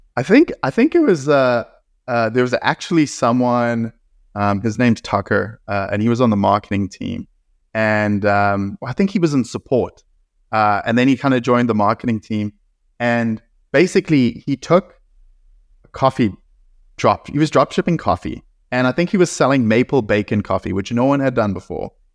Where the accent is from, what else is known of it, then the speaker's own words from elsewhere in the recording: South Africa; moved away; I grew up in South Africa